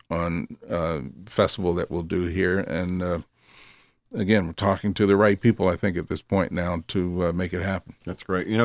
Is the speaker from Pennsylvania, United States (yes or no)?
yes; Philadelphia, Pennsylvania, United States; Just up the street from my hometown, Philly.